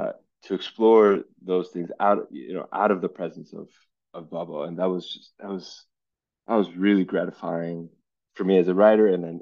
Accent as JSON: {"language": "English", "town": "Los Angeles", "region": "California", "country": "United States", "tie": "born or raised there", "said": "growing up in Los Angeles"}